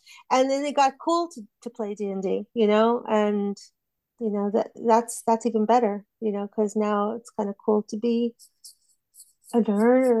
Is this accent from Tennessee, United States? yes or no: no; Texas, United States; now in United Kingdom; Texas. Yeah, but I'm British now, so.